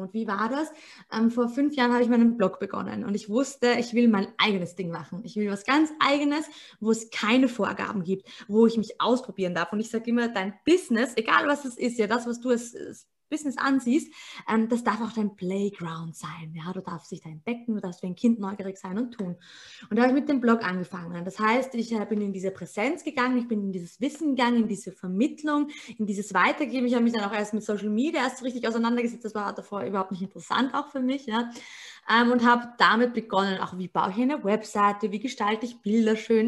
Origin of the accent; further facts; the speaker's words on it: Austria; bei uns in Österreich